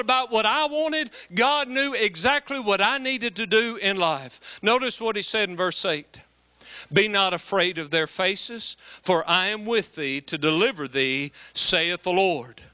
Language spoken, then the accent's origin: English; West Monroe, Louisiana, United States; I'm a redneck from West Monroe, Louisiana